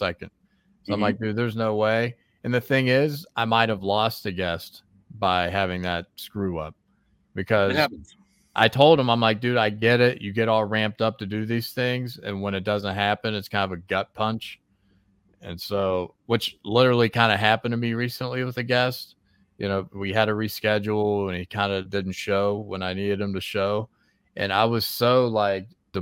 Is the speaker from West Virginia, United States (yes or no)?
yes; West Virginia, United States; I'm from West Virginia, and my people from West Virginia